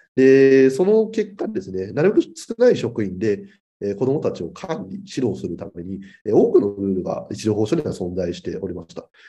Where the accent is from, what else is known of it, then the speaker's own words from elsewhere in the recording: Chiba, Japan; 地元の千葉県の児童相談所への勤務を目指した